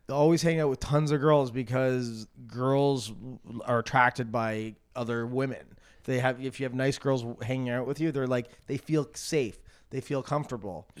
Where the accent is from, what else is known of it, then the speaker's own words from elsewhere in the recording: Canada; moved away; growing up in Canada